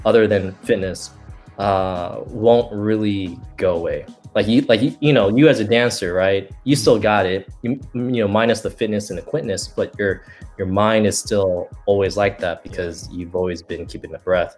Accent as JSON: {"language": "English", "area": "Bay Area", "region": "California", "country": "United States", "tie": "born or raised there", "said": "that's my hometown in the Bay Area"}